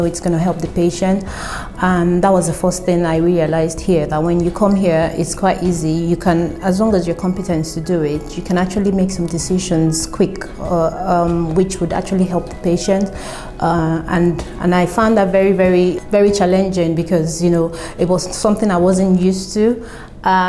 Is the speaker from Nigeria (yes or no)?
yes; Lagos, Nigeria; moved away as an adult; now in Swindon, United Kingdom; I grew up in Nigeria, Lagos, and I qualified as a nurse in Nigeria in 2010.